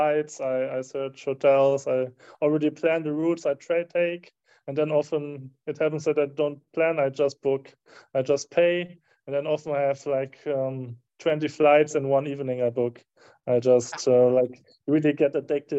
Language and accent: English; Herford, North Rhine-Westphalia, Germany; moved away; I did it in my hometown in Germany, in Herford